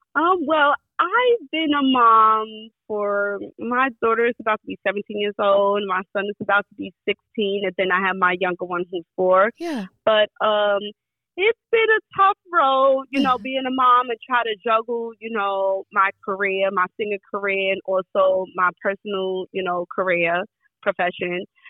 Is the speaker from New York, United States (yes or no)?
yes; New York City, New York, United States; I grew up in Brownsville, Brooklyn, so it was pretty rough